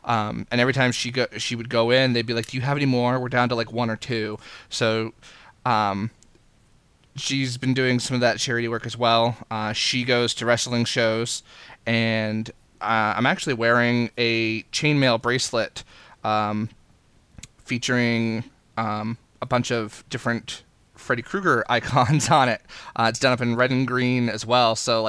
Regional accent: Maine, United States; from Maine, and it's the state bird for the state of Maine, so I know exactly what a chickadee is.

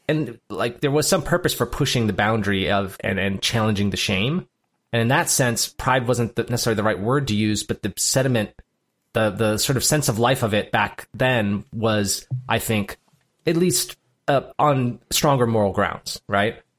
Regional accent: United States; I was born in America and not Djibouti.

